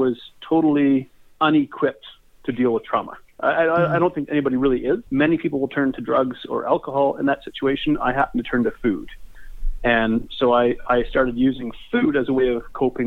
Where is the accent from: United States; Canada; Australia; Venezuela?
Canada; Red Deer, Alberta; I'm from Red Deer, Alberta, Canada